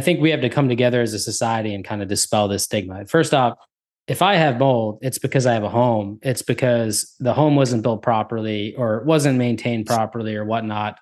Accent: New Jersey, United States; I'm from New Jersey as well.

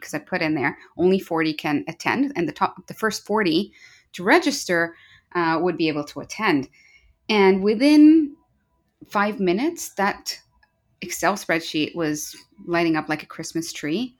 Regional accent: Kenya; moved away as an adult; also born or lived in United Kingdom; now in Vancouver, Canada; I'm from Kenya when I say Jambo, which is a greeting in Kenya. Uh, born and raised there

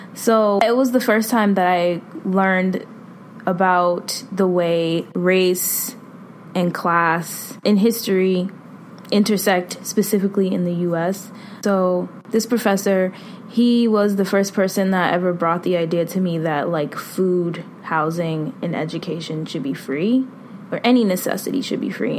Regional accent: Boston, Massachusetts, United States; I'm from Boston, born and raised

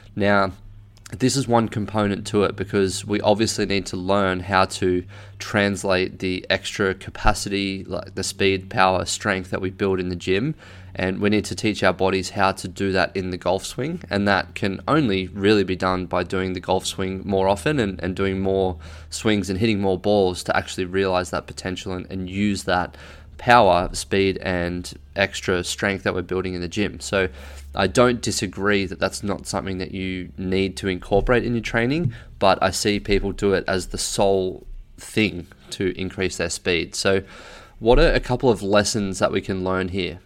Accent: Australia; I'm an Australian

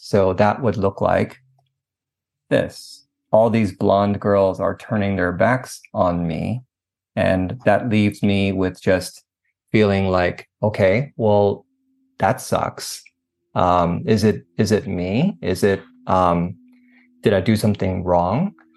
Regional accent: Northern California, United States; moved away as an adult; now in Southern California, United States; born and raised in California, um, Northern California, actually.

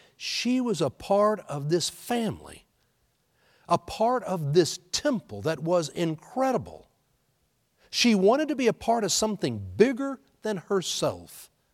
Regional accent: Houston, Texas, United States; moved away; Being born and raised in Houston, I told you last week how I was cheering for my Astros growing up there in Houston.

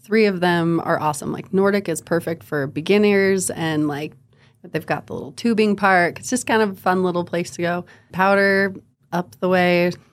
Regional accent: Huntsville, Utah, United States; I grew up in Huntsville

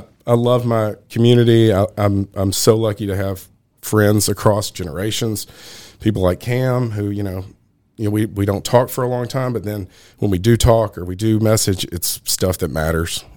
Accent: Nashville, Tennessee, United States; also born or lived in Brentwood; I'm from Nashville, born and raised.

